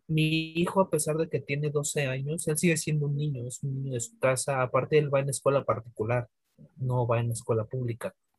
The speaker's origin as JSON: {"language": "Spanish", "region": "Mexico City", "country": "Mexico", "said": "yo soy de, de Iztapalapa para el mundo"}